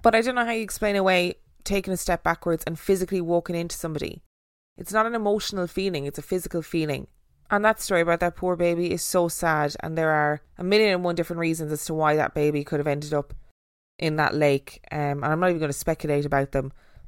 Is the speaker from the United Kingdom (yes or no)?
yes; United Kingdom; I'm British, you see